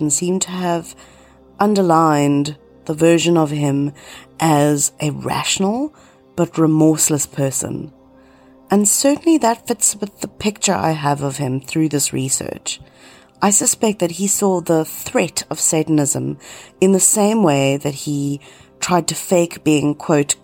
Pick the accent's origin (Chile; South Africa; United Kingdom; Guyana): South Africa; my hometown was the center of the satanic church in South Africa